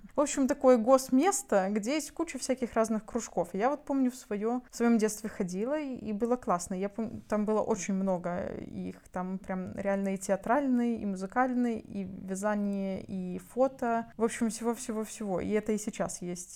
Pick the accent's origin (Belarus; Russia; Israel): Belarus; Byaroza, Brest Region; moved away as an adult; он такая моя малая родина, и, наверное, ну много что меня с тем местом связывает. Кусок жизни такой нормальный, все это взросление, подростковье